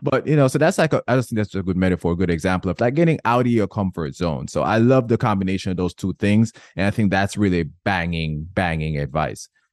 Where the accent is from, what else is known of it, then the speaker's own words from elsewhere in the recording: Jamaica; I was born and raised in Jamaica